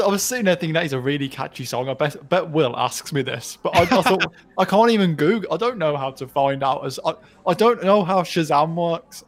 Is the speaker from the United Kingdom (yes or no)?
yes; United Kingdom